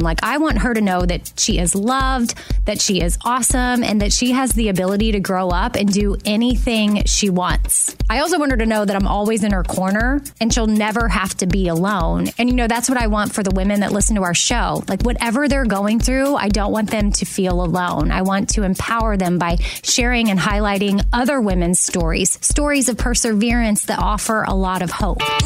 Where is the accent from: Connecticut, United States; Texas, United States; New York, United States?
Texas, United States; Austin; I was born and raised in Austin